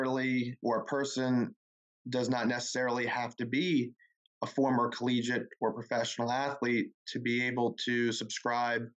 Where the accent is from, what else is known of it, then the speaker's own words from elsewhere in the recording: Tampa Bay area, Florida, United States; I'm from the Tampa Bay area, so I'm very familiar with Pinellas County